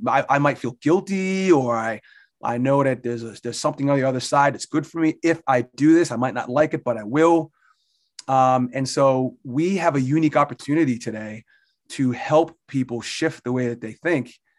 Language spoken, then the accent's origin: English; Barnegat, New Jersey, United States; moved away as an adult; now in Pennsylvania, United States; I grew up in Barnegat, New Jersey. I'm a Jersey Shore guy